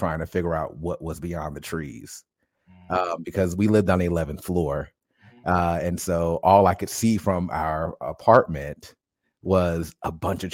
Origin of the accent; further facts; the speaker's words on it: Paterson, New Jersey, United States; moved away; I grew up in Paterson, New Jersey, probably about 20 minutes outside of Newark